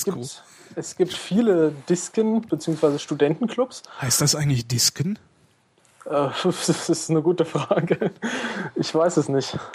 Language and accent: German; Einbeck, Lower Saxony, Germany; now in Ilmenau, Germany; ursprünglich komme ich aus Einbeck in der Nähe von Göttingen.